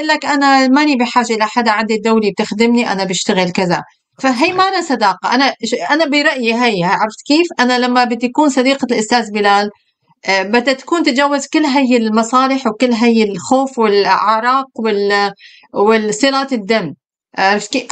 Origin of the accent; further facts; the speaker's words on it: Syria; آه، بالشام انا من سوريا آه، كل الجيران بيحطوا حدود لبعضهم